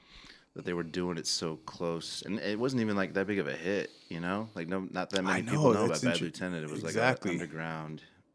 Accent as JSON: {"language": "English", "region": "Colorado", "country": "United States", "tie": "born or raised there", "said": "when I was growing up in Colorado"}